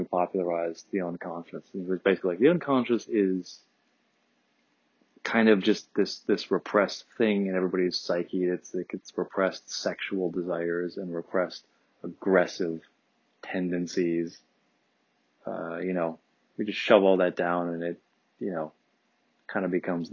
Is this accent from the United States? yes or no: yes; California, United States; also born or lived in Detroit, Michigan; being a Californian